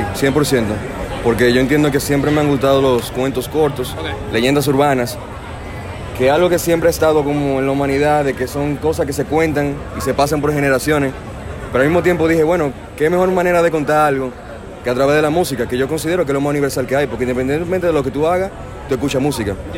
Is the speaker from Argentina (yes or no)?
no; Dominican Republic; soy un músico dominicano